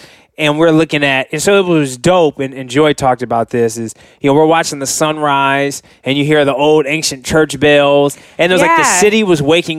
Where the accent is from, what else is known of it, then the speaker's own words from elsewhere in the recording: California, United States; growing up in California, I've seen amazing sunsets